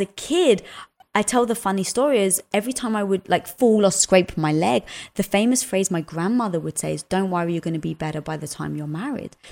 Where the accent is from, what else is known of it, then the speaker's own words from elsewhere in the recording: London, United Kingdom; moved away; also born or lived in Cyprus (family origin); I was brought up in London